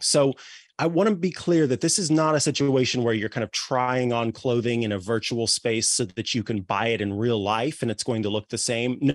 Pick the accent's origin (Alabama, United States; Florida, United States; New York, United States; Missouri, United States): Missouri, United States; moved away; I'm from Missouri originally